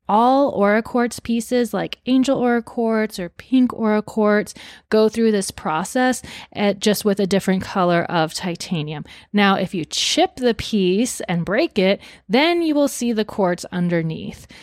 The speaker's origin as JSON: {"language": "English", "region": "Arizona", "country": "United States", "said": "my home state of Arizona"}